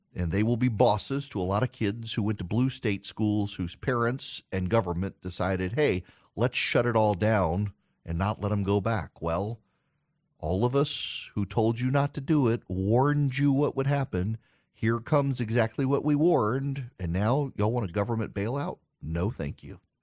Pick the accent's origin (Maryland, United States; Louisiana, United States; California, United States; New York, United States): Louisiana, United States; I'm from Louisiana. It's great to be on the radio in my home state.